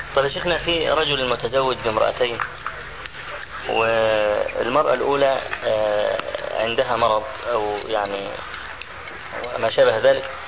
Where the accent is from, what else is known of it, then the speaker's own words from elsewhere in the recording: Egypt; عندنا في مصر